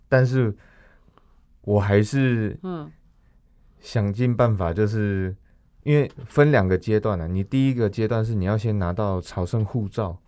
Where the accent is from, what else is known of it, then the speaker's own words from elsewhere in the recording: Taichung, Taiwan; 我是台中人